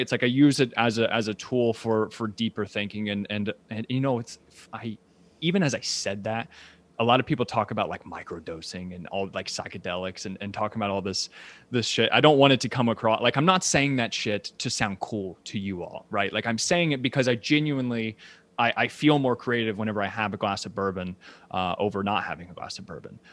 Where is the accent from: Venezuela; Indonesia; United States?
United States; Ashland, Kentucky; moved away as an adult; also born or lived in New York City; now in Lexington, United States; I was born and raised in Asheville, Kentucky, which is about twenty thousand people.